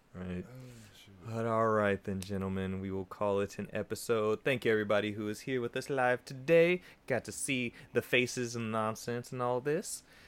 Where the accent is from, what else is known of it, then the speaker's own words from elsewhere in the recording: Bay Area, California, United States; we're from the Bay Area.